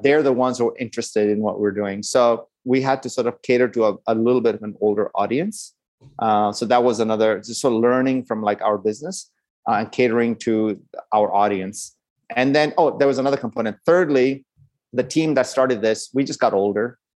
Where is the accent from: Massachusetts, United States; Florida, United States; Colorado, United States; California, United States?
California, United States; Los Angeles; My dad is from India, and my mom is Burmese, and I grew up in Los Angeles.